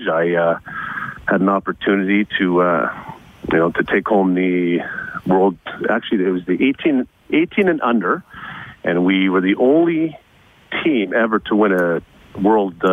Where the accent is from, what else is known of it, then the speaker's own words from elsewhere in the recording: Scarborough, Ontario, Canada; now in Edmonton, Canada; I grew up in Scarborough, Ontario, Canada